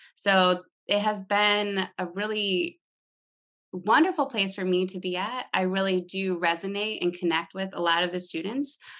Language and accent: English; East Lansing, Michigan, United States; I grew up in East Lansing, Michigan, which is a college town